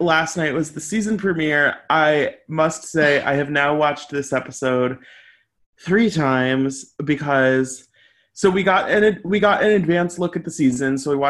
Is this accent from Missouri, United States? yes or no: yes; St. Louis, Missouri, United States; moved away; I was home in St. Louis, Missouri, my hometown